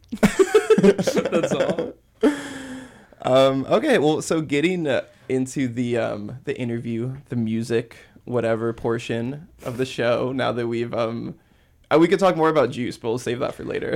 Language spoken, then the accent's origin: English; Hawaii, United States; moved away as an adult; also born or lived in Santa Cruz; I'm from Hawaii